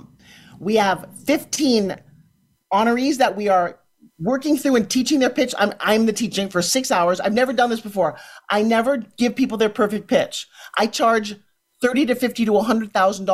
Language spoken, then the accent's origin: English; Ukraine; now in Florida, United States; I'm also from the Ukraine